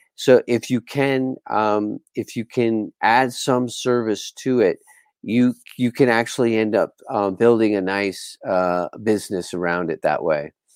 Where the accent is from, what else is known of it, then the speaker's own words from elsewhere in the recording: Bermuda; moved away as an adult; also born or lived in Sayulita, Nayarit, Mexico; I'm from Bermuda in the Caribbean, and I moved to Sayulita from Bermuda